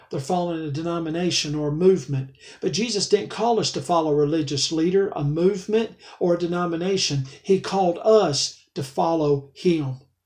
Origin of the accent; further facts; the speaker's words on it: Alabama, United States; I'm from Alabama